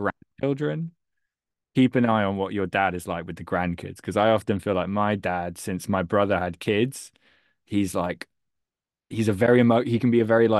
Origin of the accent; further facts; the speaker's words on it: England, United Kingdom; I'm from England